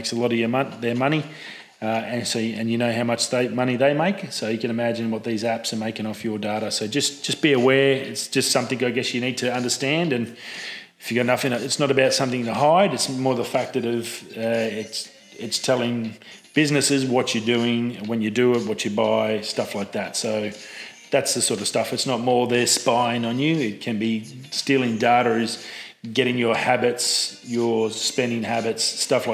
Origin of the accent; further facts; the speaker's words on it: Australia; as an Aussie